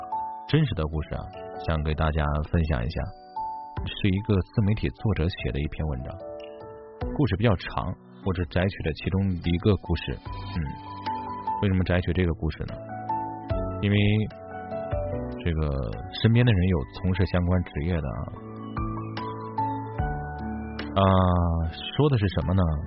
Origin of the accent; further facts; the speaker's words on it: Henan, China; 赵德宝是我们河南人，五十多岁，胡子拉碴的，爽朗健谈。